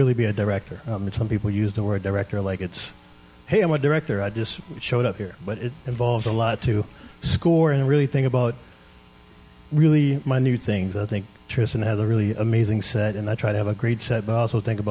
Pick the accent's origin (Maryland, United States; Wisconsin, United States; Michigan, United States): Maryland, United States; Baltimore; growing up in Baltimore